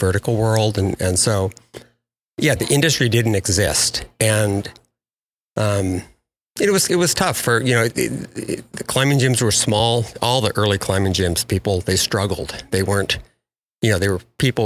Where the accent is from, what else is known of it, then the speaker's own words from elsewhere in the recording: about 45 miles from Bend, Oregon, United States; now in Bend, United States; I live in Bend, Oregon now, just um, about 45 miles from where I grew up